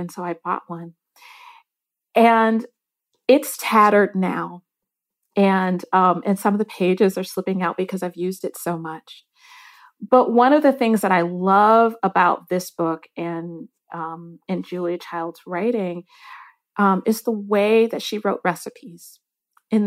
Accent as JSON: {"language": "English", "region": "Michigan", "country": "United States", "tie": "born or raised there", "said": "I grew up in Michigan"}